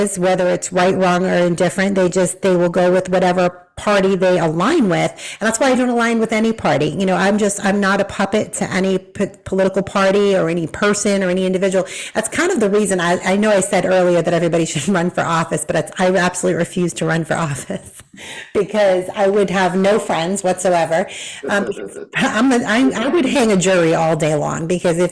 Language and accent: English; Massachusetts, United States; moved away as an adult; now in Tennessee, United States; I grew up in Massachusetts